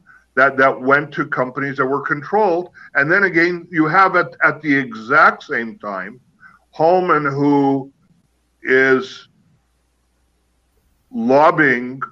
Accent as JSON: {"language": "English", "country": "Canada", "tie": "born or raised there", "said": "the country that we grew up in Canada"}